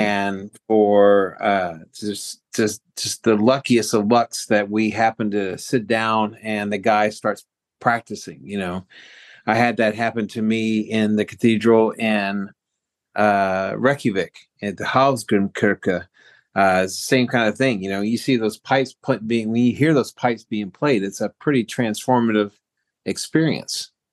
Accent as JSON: {"language": "English", "town": "Baltimore", "region": "Maryland", "country": "United States", "tie": "born or raised there", "moved": "as an adult", "lives_now": "Lucca, Italy", "said": "Baltimore, uh, my hometown"}